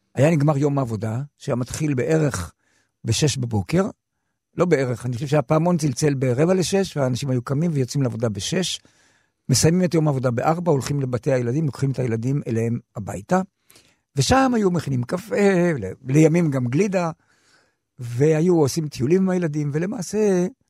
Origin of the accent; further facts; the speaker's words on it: Yagur, Haifa District, Israel; שם נולדתי, שם כתבתי את השירים הראשונים שלי